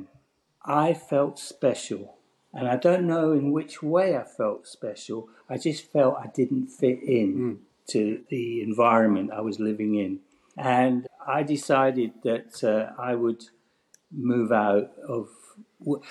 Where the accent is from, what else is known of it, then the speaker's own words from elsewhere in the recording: Paisley, Scotland, United Kingdom; when you land in Paisley, you're actually landing in Glasgow Airport. So I'm 6 miles from Glasgow Airport